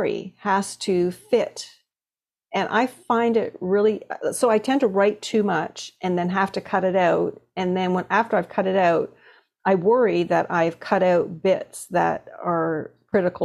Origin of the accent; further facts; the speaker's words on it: Toronto, Ontario, Canada; growing up in Toronto